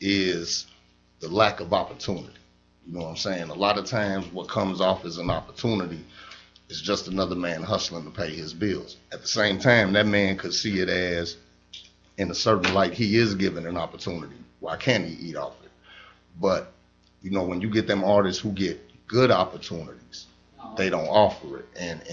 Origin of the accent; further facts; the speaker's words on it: Harvey, Illinois, United States; also born or lived in Dolton / Calumet City; I'm from the South Suburbs, born and raised, Harvey, Dalton, Cal City. So you know how that goes. Figure 87 to University Park, man. I'm all through the areas.